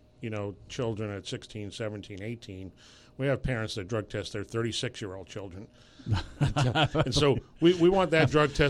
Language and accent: English; New York City, New York, United States; Well, I actually grew up in New York City.